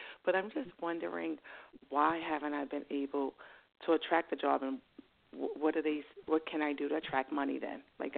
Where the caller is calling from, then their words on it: New York, United States; Hi, this is Katie. I'm calling from New York.